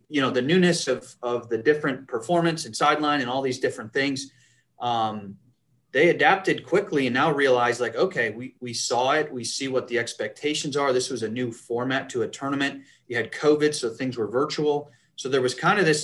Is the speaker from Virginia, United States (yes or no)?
no; Western New York, United States; I grew up in Western New York